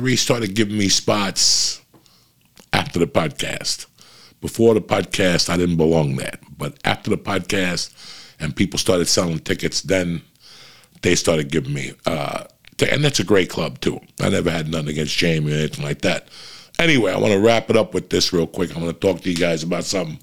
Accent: North Bergen, New Jersey, United States; moved away as an adult; also born or lived in Cuba; now in Los Angeles, United States; I come from North Bergen, New Jersey

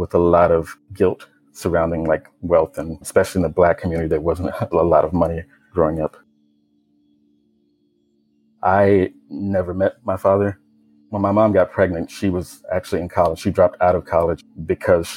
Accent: Richmond, Virginia, United States; I grew up in Richmond, Virginia, me living with my mom and my sister's dad and my grandmother

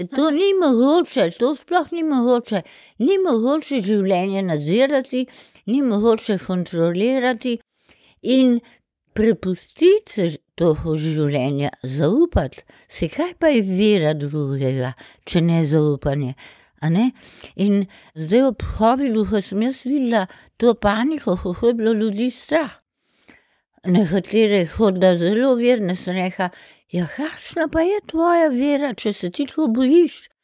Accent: Ljubljana, Slovenia; sem hodila peš iz Pržana v šolo v Šentvitu

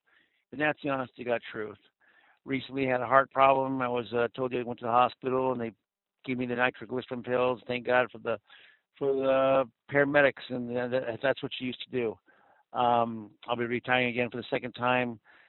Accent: Riverside, California, United States; now in Minneapolis, United States; I'm living in Minneapolis, Minnesota now, but I'm actually from the Inland Empire, Riverside, California.

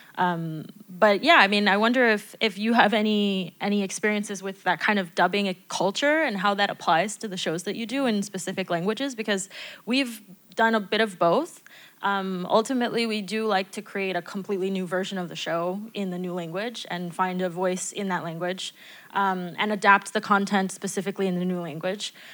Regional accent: United States; now in France; as an American

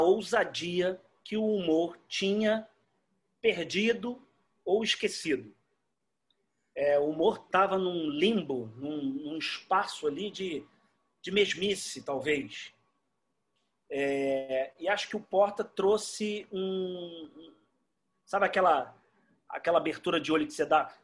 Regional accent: Rio de Janeiro, Brazil; Eu sou carioca, eu amo o Rio

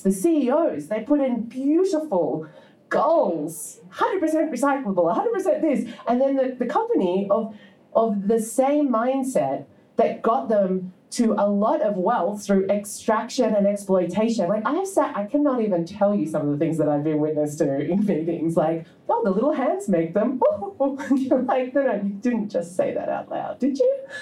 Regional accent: Australia; I'm from Australia

